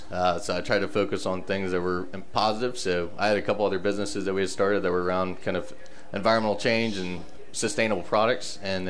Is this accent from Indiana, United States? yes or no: no; West Palm Beach, Florida, United States; also born or lived in Fort Myers, Florida; I grew up on the East Coast in the offshore fishing game.